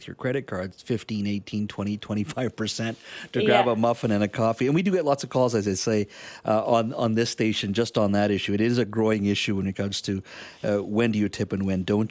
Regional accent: Canada; as a Canadian

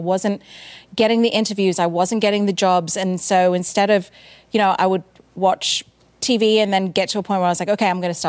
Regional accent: South India, India; because we're from India, a particular part of India in the south.

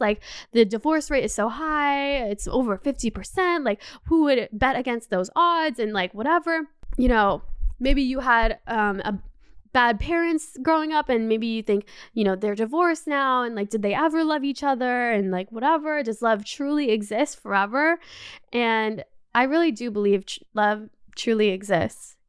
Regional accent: Canada; also born or lived in Los Angeles, United States; now in Paris, France; I grew up in Canada

